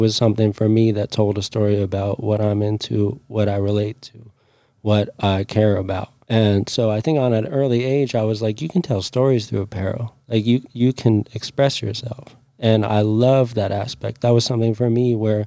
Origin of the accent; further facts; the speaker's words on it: Jackson, Wyoming, United States; I grew up in Jackson Hole